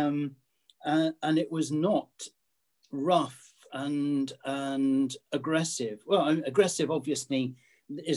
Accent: United Kingdom; being British

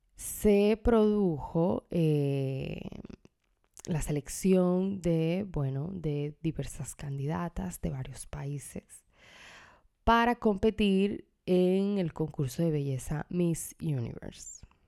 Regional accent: Dominican Republic; en mi país, República Dominicana

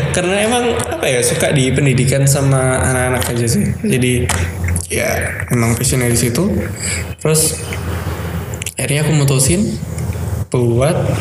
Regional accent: Surabaya, East Java, Indonesia; aku orang Surabaya

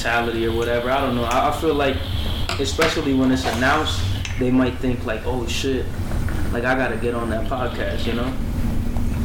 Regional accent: Pennsylvania, United States; moved away as an adult; now in Tucson, United States; I grew up in Pennsylvania.

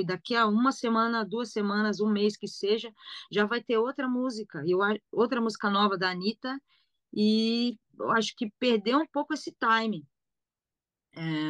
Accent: São Paulo, Brazil; accent: São Paulo (paulista); moved away as an adult; also born or lived in Rio de Janeiro; eu tinha o sotaque de São Paulo

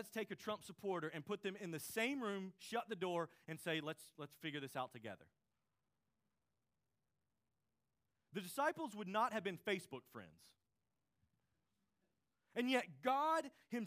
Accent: United States; we're American citizens

